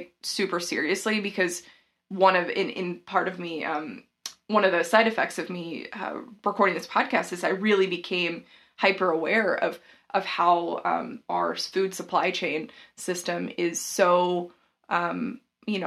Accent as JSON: {"language": "English", "region": "the South", "country": "United States", "said": "I'm from the South"}